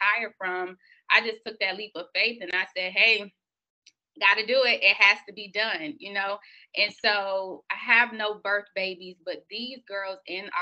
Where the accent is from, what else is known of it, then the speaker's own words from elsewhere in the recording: Miami, Florida, United States; moved away as an adult; now in Tallahassee, United States; born and raised in Miami, the oldest of three children, came from Miami to Tallahassee